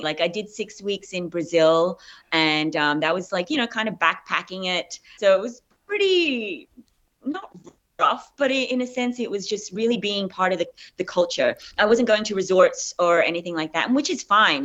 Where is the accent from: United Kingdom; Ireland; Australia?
Australia; accent: Australian; moved away as an adult; also born or lived in Philippines; now in United States; I'm Filipino. I was raised in Australia